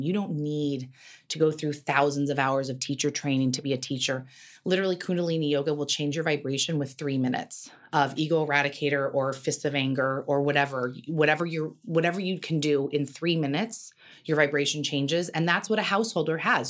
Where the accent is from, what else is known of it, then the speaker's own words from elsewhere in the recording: Carmel, California, United States; moved away as an adult; also born or lived in New York / Los Angeles; I grew up in Carmel.